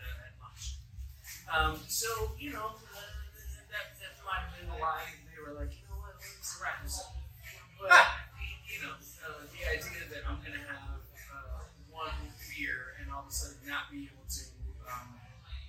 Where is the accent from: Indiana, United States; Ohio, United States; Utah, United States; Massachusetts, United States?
Massachusetts, United States; Boston; moved away; I'm from Boston